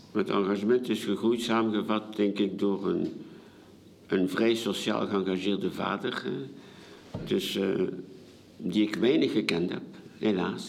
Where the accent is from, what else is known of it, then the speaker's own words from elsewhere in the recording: Ostend, Flanders, Belgium; also born or lived in Paris, France; als Vlaming, als Belgen